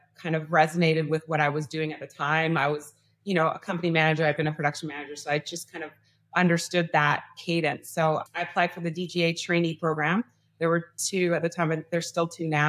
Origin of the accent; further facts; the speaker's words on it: Canada; moved away; I'm from Canada